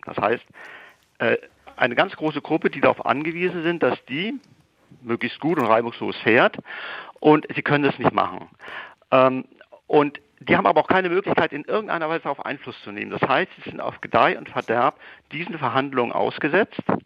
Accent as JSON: {"language": "German", "town": "Marburg", "region": "Hesse", "country": "Germany", "tie": "born or raised there", "moved": "yes", "lives_now": "Hamburg, Germany", "said": "ich wäre eigentlich jetzt nicht in Hamburg, wo ich lebe und arbeite, sondern in meiner Heimatstadt Marburg"}